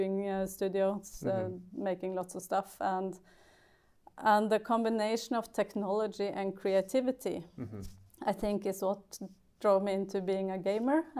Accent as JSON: {"language": "English", "town": "Gjøvik", "region": "Innlandet", "country": "Norway", "tie": "born or raised there", "said": "I grew up in a little town of Gjøvik, which is in the middle of like eastern Norway."}